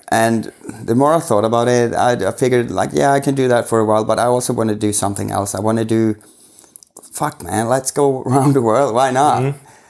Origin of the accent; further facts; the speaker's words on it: Sweden; I'm from Sweden, of course.